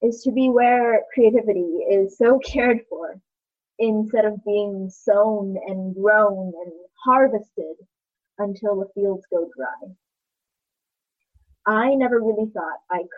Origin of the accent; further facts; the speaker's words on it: Taiwan; now in Seattle, United States; I grew up in Taiwan, and I've done some growing here in Seattle. Taiwan will always be my motherland.